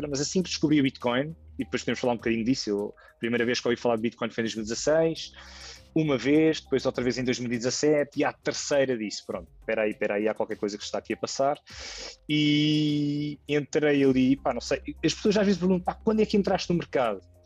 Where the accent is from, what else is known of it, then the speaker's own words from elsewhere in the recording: Lisbon, Portugal; eu tenho 35 anos, sou de Lisboa